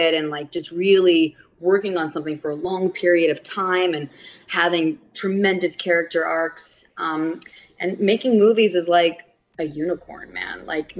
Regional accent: New York City, New York, United States; accent: New York; also born or lived in Bronx, New York; I grew up on Staten Island.

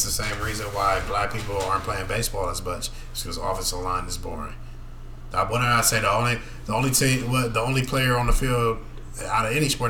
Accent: Inglewood, California, United States; born and raised in Inglewood

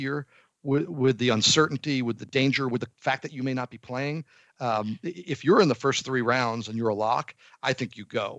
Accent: New Jersey, United States; I grew up in New Jersey.

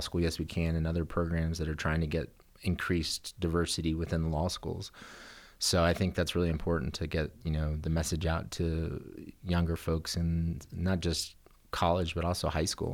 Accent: Texas, United States; moved away as an adult; also born or lived in California; now in Colorado, United States; I came from Texas. Uh, my family is from Texas. Both my parents were born in Texas, and, uh, so I'm Tejano.

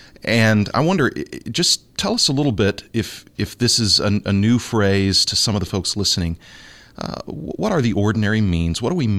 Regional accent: Houston, Texas, United States; I was raised in Southern Baptist Church, mega church in Houston, Texas.

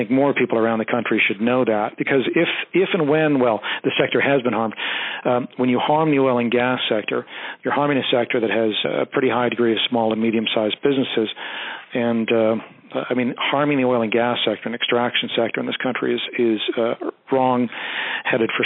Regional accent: British Columbia, Canada; moved away as an adult; now in Calgary, Canada; I'm from British Columbia originally

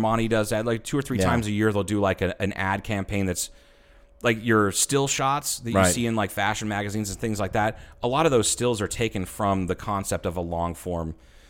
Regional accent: Troy, Ohio, United States; moved away; the town I grew up in Ohio, Troy, Ohio.

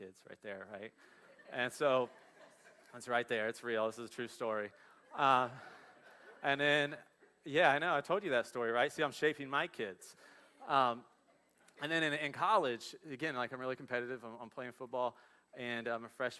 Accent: Dayton and Cincinnati area, Ohio, United States; We grew up in the Dayton and Cincinnati area

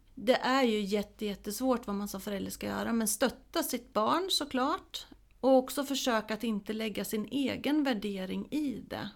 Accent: Småland, Sweden; now in Hälsingland, Sweden; där jag kommer ifrån, Småland, där jag är uppvuxen eh, och i Hälsingland där jag bor nu

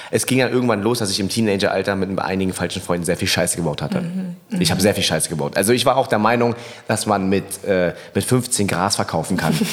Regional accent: Germany; Wenn jemand mich fragt, woher kommst du, ich bin Deutscher. So, und wenn man halt genauer fragt, sage ich ja, meine Eltern kommen aus Vietnam.

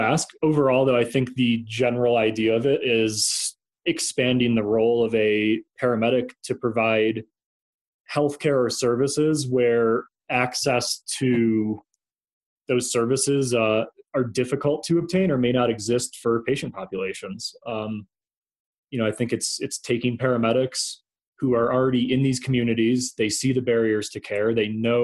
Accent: outside of Rochester, New York, United States; moved away as an adult; now in Colorado, United States; I started as a paramedic in my hometown in, outside of Rochester, New York

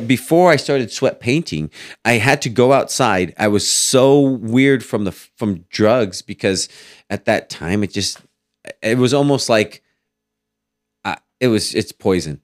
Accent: Fowler, California, United States; also born or lived in Fresno, California / Clovis, California; I grew up in Fowler

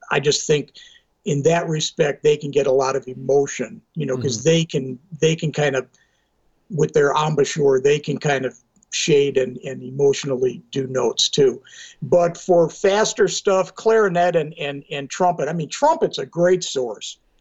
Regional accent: outside of Milwaukee, Wisconsin, United States; I grew up outside of Milwaukee, which is only 90 miles from Chicago.

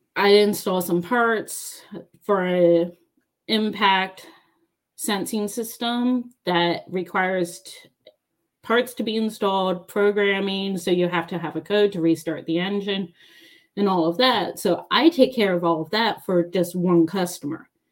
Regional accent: Baltimore, Maryland, United States; moved away as an adult; also born or lived in United Kingdom; now in Georgia, United States; I'm from Maryland. I'm from Baltimore. I use sweetie and hun

